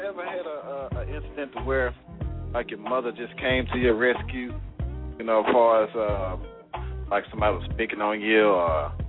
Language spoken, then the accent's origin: English; the South, United States; we're from the South, man. We got that rich blood down here.